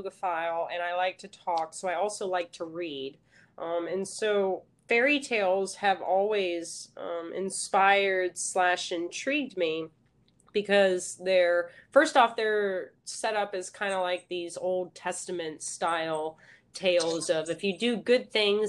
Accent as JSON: {"language": "English", "town": "McKinney", "region": "Texas", "country": "United States", "tie": "born or raised there", "said": "I'm originally from the Dallas area. I graduated in McKinney High School."}